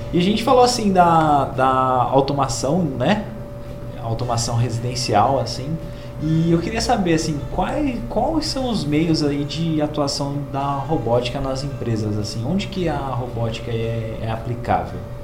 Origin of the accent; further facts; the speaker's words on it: Brazil; como brasileiros